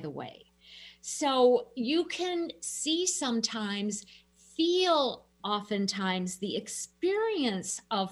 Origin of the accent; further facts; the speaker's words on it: Minnesota, United States; I'm a Minnesotan